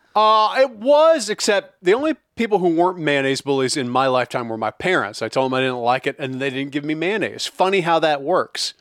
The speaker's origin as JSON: {"language": "English", "region": "Midwest", "country": "United States", "tie": "born or raised there", "said": "I grew up in the Midwest too, so as a Midwestern goy"}